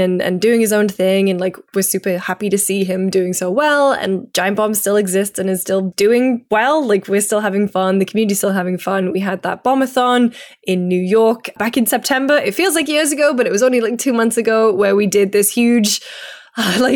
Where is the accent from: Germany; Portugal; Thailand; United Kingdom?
United Kingdom; I'm British